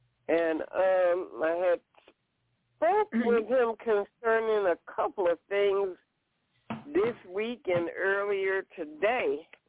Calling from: Alabama, United States; Hey, LaShun, this is … from Alabama.

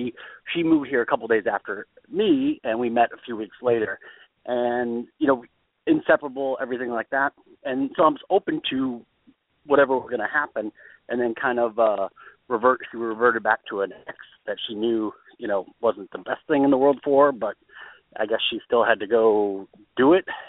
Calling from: California, United States; I am in California.

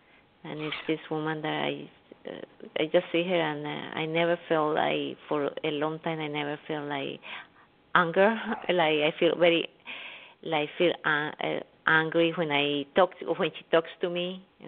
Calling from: New York, United States; … from New York.

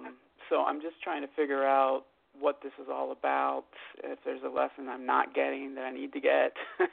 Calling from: Los Angeles, California, United States; I'm calling from Los Angeles.

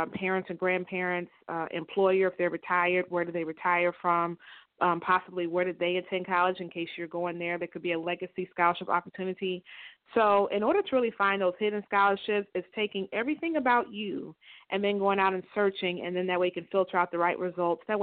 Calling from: Tampa, Florida, United States; I'm calling from Tampa, Florida.

